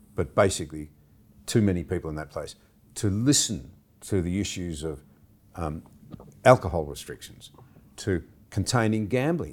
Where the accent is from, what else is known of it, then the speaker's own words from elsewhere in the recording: Gunnedah, New South Wales, Australia; now in Canberra, Australia; I grew up in the Gunnedah area, went to school in Gunnedah